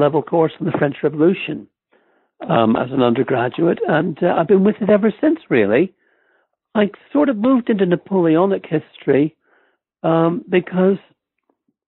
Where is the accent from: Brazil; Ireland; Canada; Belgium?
Ireland; moved away as an adult; also born or lived in Stamford, Connecticut, United States; now in Oxford, United Kingdom; I grew up mostly in Ireland